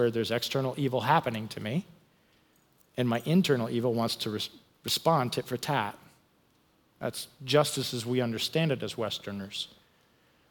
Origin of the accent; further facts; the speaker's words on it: United States; I'm an American